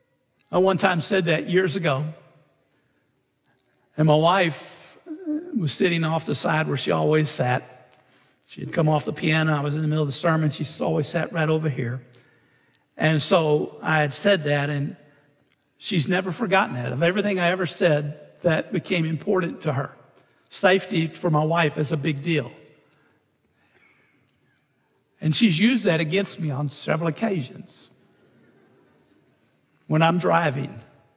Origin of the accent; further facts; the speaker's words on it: Orange, United States; when I'm a kid growing up in Orange, First Baptist Church of Orange